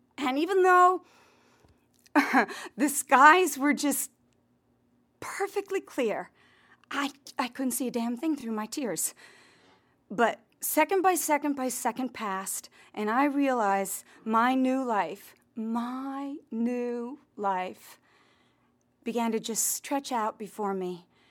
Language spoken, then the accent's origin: English; Connecticut, United States; also born or lived in Santa Fe; now in Los Angeles, United States; I'm a Calvinist from Connecticut